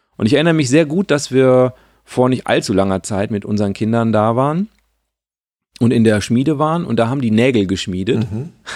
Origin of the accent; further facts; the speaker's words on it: Sauerland, North Rhine-Westphalia, Germany; now in Lower Rhine, Germany; das ist so ein bisschen meine Heimat